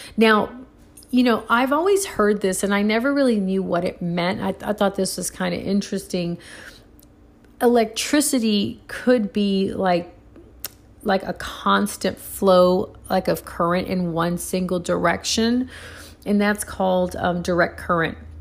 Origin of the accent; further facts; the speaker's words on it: Puerto Rico; now in United States; I grew up in Puerto Rico when I was a little girl